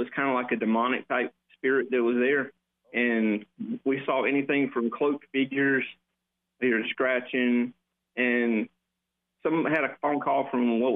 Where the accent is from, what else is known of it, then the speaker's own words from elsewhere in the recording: Darlington, South Carolina, United States; I'm from Darlington.